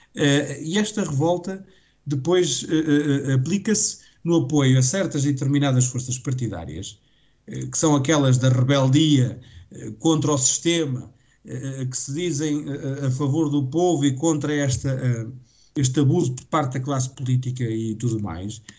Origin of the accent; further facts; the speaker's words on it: Portugal; enquanto português